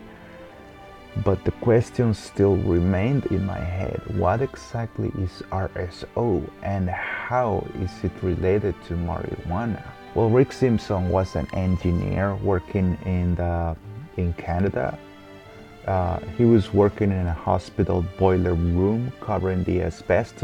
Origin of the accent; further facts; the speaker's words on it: Guatemala; moved away; I am from Guatemala, born and raised